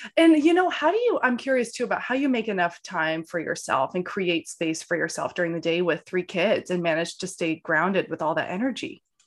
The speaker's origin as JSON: {"language": "English", "region": "Maine", "country": "United States", "tie": "born or raised there", "moved": "yes", "said": "I'm home in Maine in my hometown"}